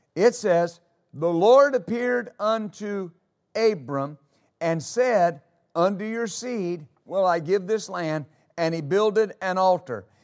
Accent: United States; as American citizens

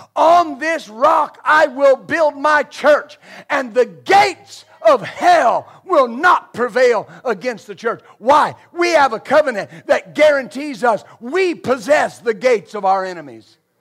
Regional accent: West Texas, United States; I grew up in West Texas

